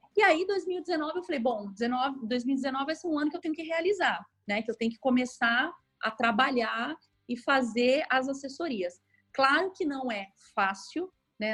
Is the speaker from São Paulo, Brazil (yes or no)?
yes; São Paulo, Brazil; moved away as an adult; now in Rio de Janeiro, Brazil; eu, na verdade, sou de São Paulo, eu moro no Rio há seis anos